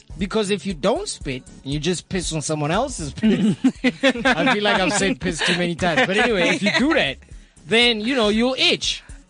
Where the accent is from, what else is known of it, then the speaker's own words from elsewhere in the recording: Soweto, Gauteng, South Africa; I grew up in Mirolens, right? Mirolens, Ndofaya, Soweto.